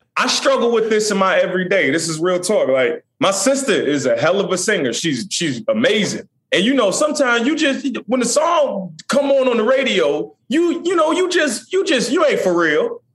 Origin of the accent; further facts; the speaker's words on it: Chesapeake, Virginia, United States; I'm from Chesapeake, Virginia